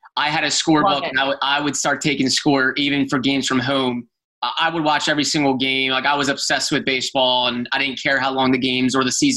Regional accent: Philadelphia, Pennsylvania, United States; I grew up in the Philadelphia area

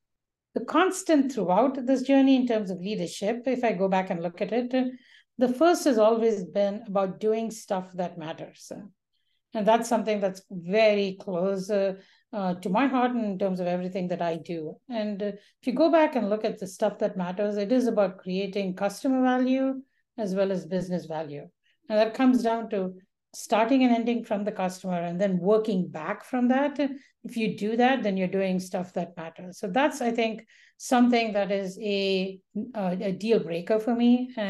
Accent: India; moved away; when I was growing up in India, it was a very different India

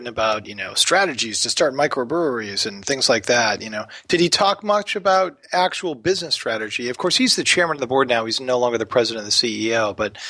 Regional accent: Maine, United States; I'm from Maine.

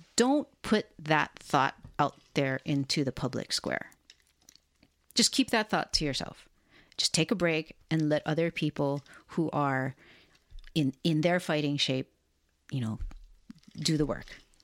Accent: Hawaii, United States; now in Portland, United States; Sienna and I were born and raised in Hawaii

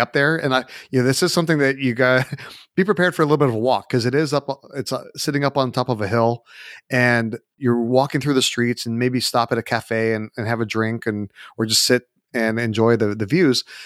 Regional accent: United States; obviously I'm American

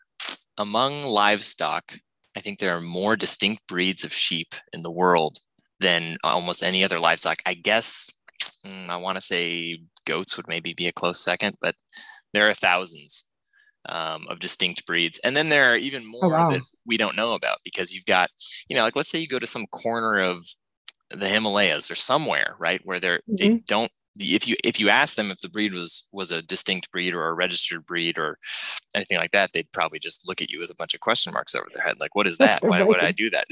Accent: Ventura County, California, United States; moved away; I was born and raised in Ventura County

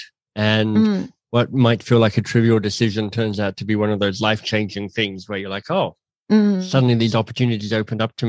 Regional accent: Canberra, Australian Capital Territory, Australia; moved away as an adult; also born or lived in Oxford, United Kingdom; I'm Australian born, grew up in Canberra, went to the ANU

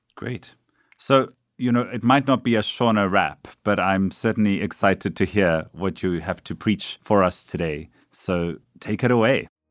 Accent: South Africa; now in New York, United States; a Jesuit priest from South Africa

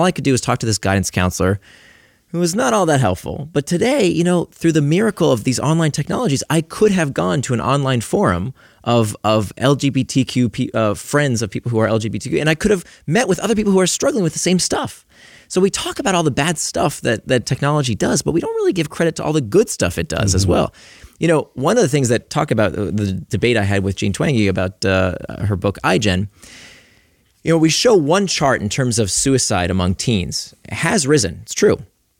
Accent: Florida, United States; Like, I grew up in Central Florida, very conservative part of the country.

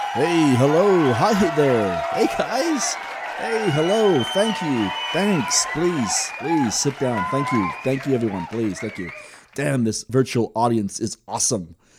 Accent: United Kingdom; also born or lived in San Diego; now in Tulsa, United States; I was originally from Great Britain

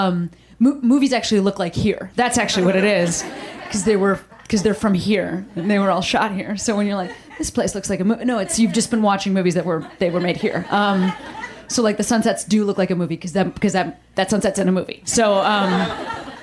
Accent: Chicago, Illinois, United States; now in Los Angeles, United States; I'm from Chicago, like I'm not from Australia

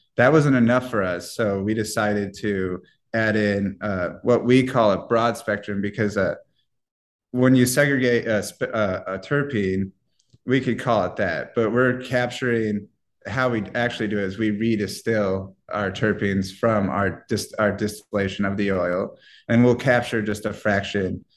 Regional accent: Iowa, United States; moved away; I'm from the Midwest, so I'm from Iowa

